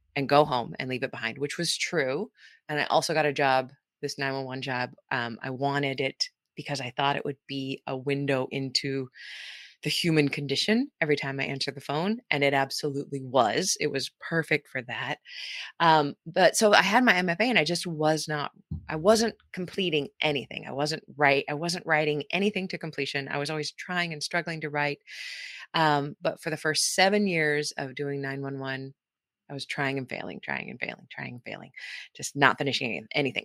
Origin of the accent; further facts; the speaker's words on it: California, United States; moved away as an adult; also born or lived in Saipan; now in Wellington, New Zealand; Most, mostly in California